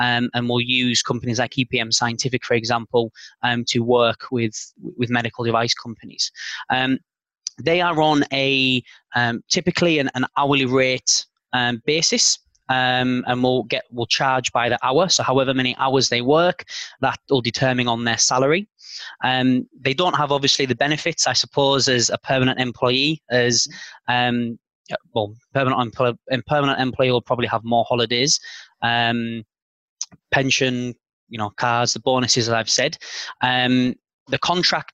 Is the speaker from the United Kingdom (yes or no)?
yes; Carlisle, North West England, United Kingdom; moved away as an adult; also born or lived in London, United Kingdom; now in Zurich, Switzerland; my hometown of Carlisle